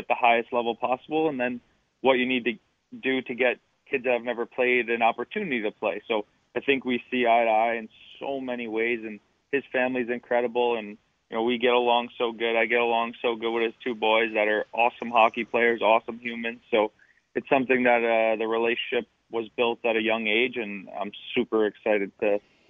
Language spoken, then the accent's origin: English; Long Island, New York, United States; Well, my biggest thing in Long Island, ice hockey was a little expensive for my family when I was really, really young.